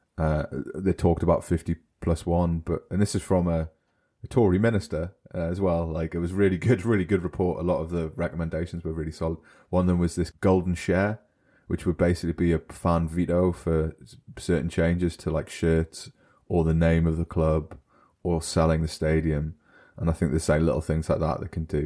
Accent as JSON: {"language": "English", "country": "United Kingdom", "moved": "yes", "lives_now": "Germany", "said": "I'm British"}